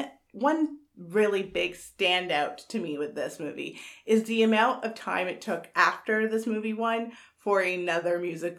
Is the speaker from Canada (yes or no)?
yes; Canada; I'm Canadian.